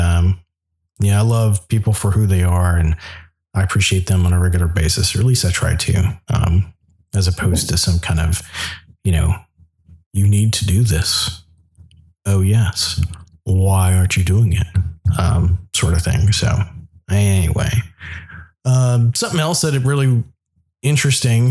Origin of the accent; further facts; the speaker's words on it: the South, United States; now in Anchorage, United States; I grew up in the South